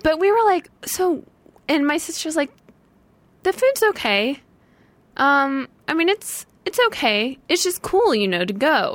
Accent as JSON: {"language": "English", "town": "St. Louis", "region": "Missouri", "country": "United States", "tie": "born or raised there", "moved": "yes", "lives_now": "Los Angeles, United States", "said": "I grew up in St. Louis."}